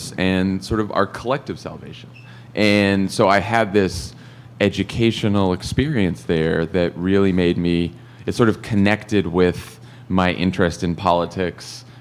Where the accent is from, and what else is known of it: Massachusetts, United States; born or raised there